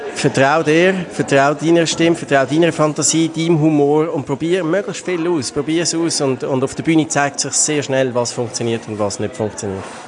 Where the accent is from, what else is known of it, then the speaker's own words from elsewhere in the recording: Baden, Aargau, Switzerland; ich komme aus Baden, ich bin Slam-Poet, Autor